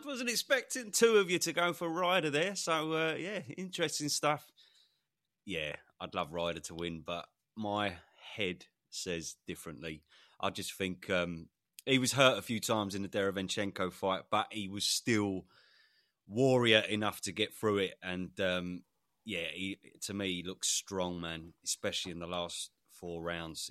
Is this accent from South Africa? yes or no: no; United Kingdom; as a Brit